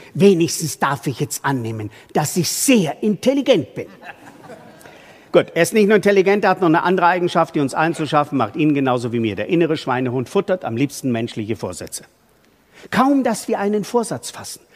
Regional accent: Bavaria, Germany; bei uns in Bayern

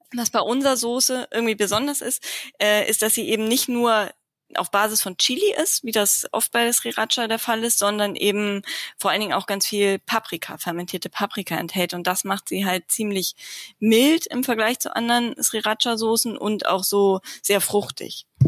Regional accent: Lower Saxony, Germany; also born or lived in Tübingen / Hamburg; now in Wendland, Germany; ich komme ursprünglich aus Niedersachsen

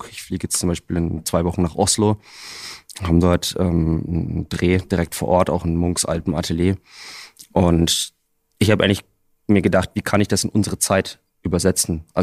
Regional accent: Bavaria, Germany; Na gut, also ich bin äh, direkt am Wald aufgewachsen, äh, in einem relativ kleinen Kuhkaff irgendwo in Bayern.

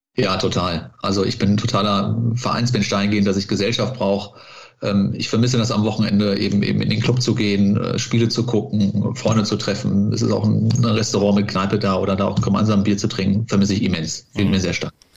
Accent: Cologne, North Rhine-Westphalia, Germany; bin Kölner mit Leib und Seele, nicht in Köln geboren, aber äh, in äh, Köln zur Schule gegangen, in den Kindergarten gegangen

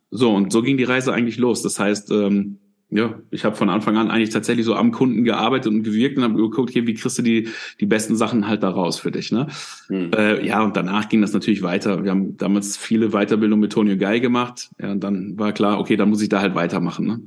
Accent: Dinslaken, edge of the Ruhr area, North Rhine-Westphalia, Germany; bin aufgewachsen, also bin da auch geboren, ich bin aufgewachsen in Dienstlagen, das ist so am, am Rand vom Ruhrgebiet.

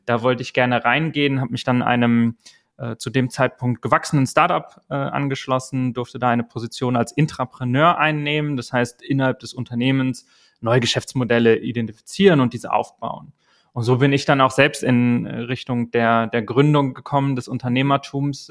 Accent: Eschweiler, North Rhine-Westphalia, Germany; now in Hamburg, Germany; da gab es die Schulzeit ähm, in meiner Heimatstadt, ähm, Kleinstadt in Nordrhein-Westfalen

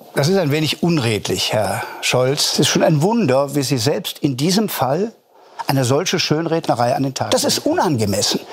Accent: Germany; bei uns in Deutschland

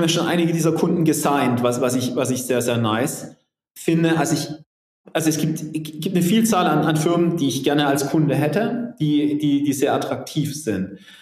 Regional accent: Southern Germany, Germany

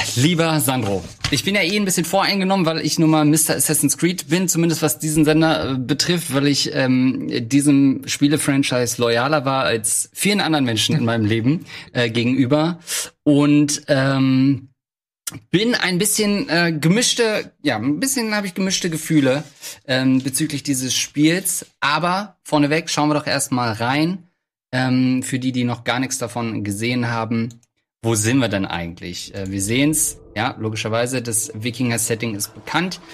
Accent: East Germany, Germany; now in Hamburg, Germany; als Ostdeutscher

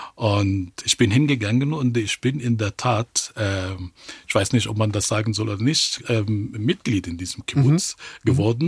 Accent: Cairo, Cairo Governorate, Egypt; German is a second language; moved away as an adult; also born or lived in Israel; now in Germany; ich bin in Kairo geboren und aufgewachsen.

